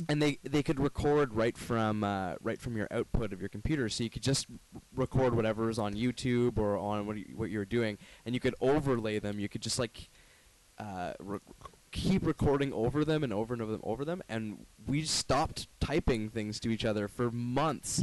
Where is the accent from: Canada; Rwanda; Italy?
Canada; Brantford, Ontario; moved away as an adult; now in Toronto, Canada; I'm from Brantford, pretty small town.